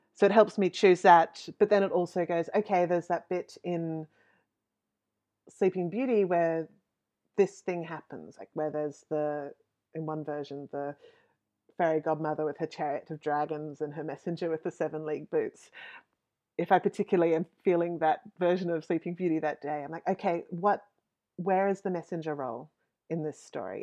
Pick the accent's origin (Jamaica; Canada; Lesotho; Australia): Australia; Western Queensland; I grew up in Western Queensland